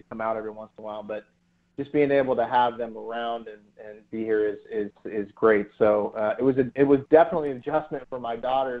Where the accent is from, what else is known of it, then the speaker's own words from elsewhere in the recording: Columbus, Ohio, United States; me being a Columbus kid